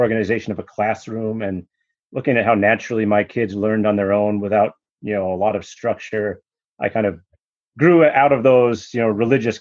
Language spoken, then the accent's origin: English; Madison, Wisconsin, United States; I grew up in Madison, Wisconsin, you know, a notoriously left-leaning city